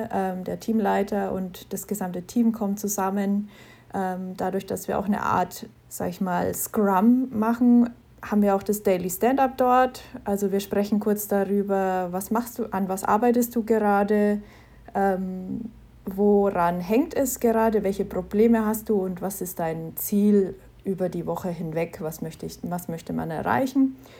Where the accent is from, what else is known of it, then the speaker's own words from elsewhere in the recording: Knetzgau, Bavaria, Germany; ich bin aus Knetzgau in Unterfranken